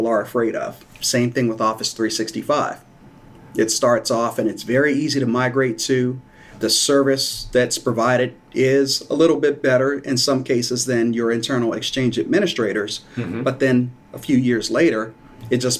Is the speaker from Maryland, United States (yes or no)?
yes; Hillcrest Heights, Maryland, United States; I grew up in Hillcrest Heights, which is in Prince George's County